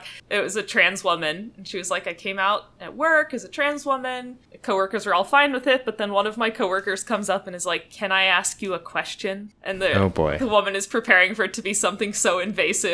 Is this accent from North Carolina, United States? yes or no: yes; Fayetteville, North Carolina, United States; it's a pretty small town in North Carolina, Fayetteville, North Carolina